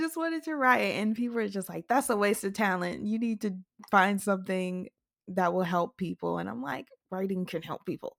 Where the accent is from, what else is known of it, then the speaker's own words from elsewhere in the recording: Mississippi, United States; I never imagined writing outside of Mississippi